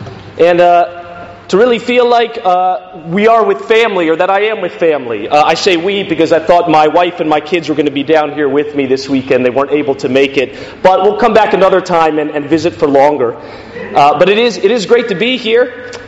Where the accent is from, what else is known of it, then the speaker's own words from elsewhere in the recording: Washington, District of Columbia, United States; moved away as an adult; now in Glasgow, United Kingdom; I'm from the Washington, D.C. area originally. Moved to Glasgow about 2 years ago with my family